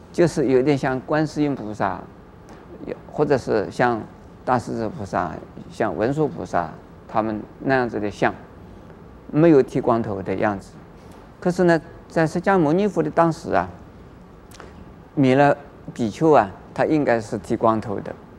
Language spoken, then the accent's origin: Chinese; China; 我们中国人